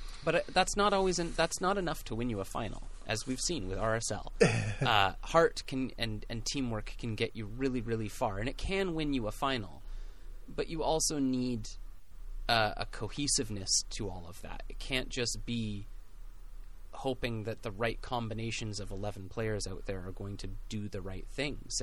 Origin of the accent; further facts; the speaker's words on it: Pacific FC's home, British Columbia, Canada; It's my hometown